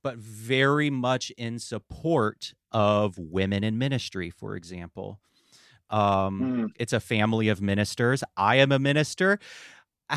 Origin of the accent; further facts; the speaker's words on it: Asheville, North Carolina, United States; I grew up in Western North Carolina in the Asheville area